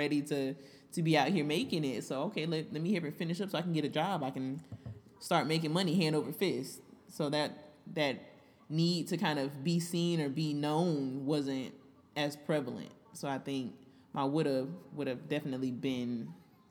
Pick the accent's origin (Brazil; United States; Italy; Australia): United States; Florida; me from Florida.